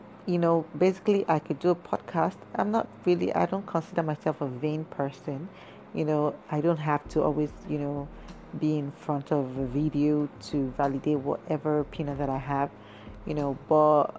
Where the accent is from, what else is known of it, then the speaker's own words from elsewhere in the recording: Nigeria; I am a Nigerian woman